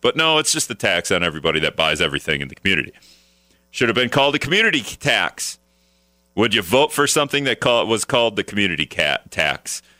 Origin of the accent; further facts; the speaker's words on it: Appleton, Wisconsin, United States; also born or lived in Green Bay, Wisconsin; now in Minnesota, United States; I'm from Appleton, so I grew up going to Lambeau all the time